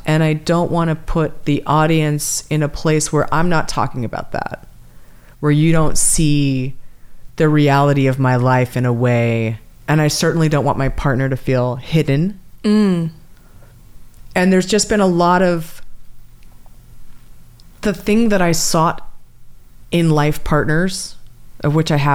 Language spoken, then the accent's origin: English; California, United States; I'm from California